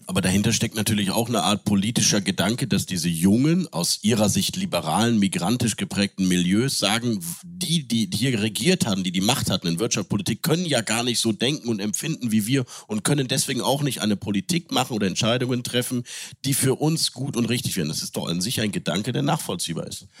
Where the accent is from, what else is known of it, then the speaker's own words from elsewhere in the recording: Cologne, North Rhine-Westphalia, Germany; moved away; also born or lived in Munich; Ich habe als Kölner in München gelebt